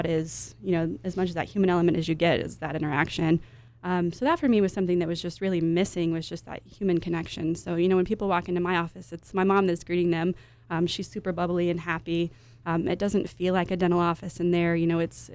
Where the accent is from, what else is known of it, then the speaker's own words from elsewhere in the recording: Amarillo, Texas, United States; moved away as an adult; also born or lived in Dallas; now in San Antonio, United States; I did work in a dental office in my hometown of Amarillo.